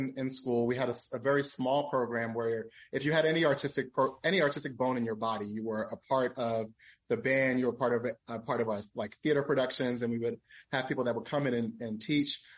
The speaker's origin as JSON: {"language": "English", "town": "Philadelphia", "region": "Pennsylvania", "country": "United States", "tie": "born or raised there", "also_born_or_lived": "Atlanta, Georgia", "moved": "as an adult", "said": "I'm from South Philadelphia originally, not West Philadelphia like Will Smith"}